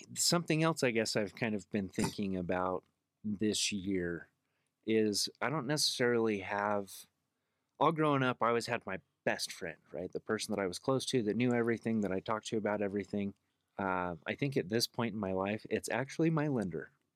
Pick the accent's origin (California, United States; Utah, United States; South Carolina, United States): Utah, United States; Salt Lake City; also born or lived in Magna, Utah; born and raised in Salt Lake